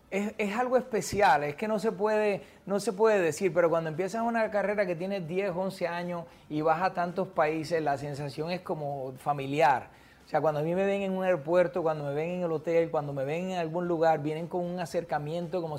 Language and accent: Spanish; Puerto Rico; Sabes que soy de Puerto Rico